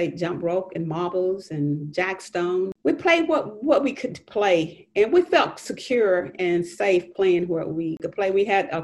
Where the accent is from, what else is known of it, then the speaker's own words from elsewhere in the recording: Athens, Georgia, United States; I was born and raised in Linnentown.